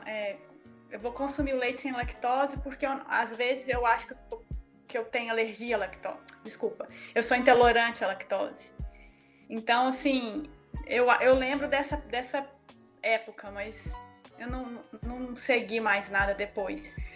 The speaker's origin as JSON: {"language": "Portuguese", "town": "Lagoa da Prata", "region": "Minas Gerais", "country": "Brazil", "moved": "yes", "said": "eu sou de Lagoa da Prata e nós temos a Embaré"}